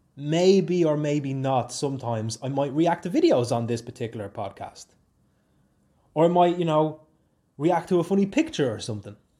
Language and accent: English; Swords, Leinster, Ireland; moved away as an adult; now in Oulu, Finland; I'm from Swords County, Dublin, in Ireland